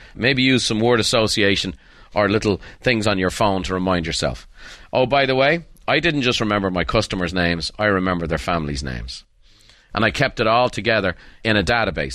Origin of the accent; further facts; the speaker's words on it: Ireland; as a boy growing up in Ireland.